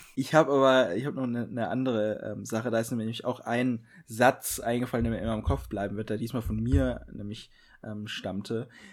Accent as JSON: {"language": "German", "region": "Bavaria", "country": "Germany", "said": "bei uns in Bayern"}